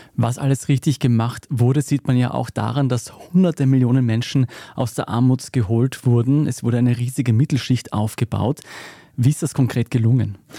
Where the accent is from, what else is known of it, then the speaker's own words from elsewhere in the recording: Austria; bei uns in Österreich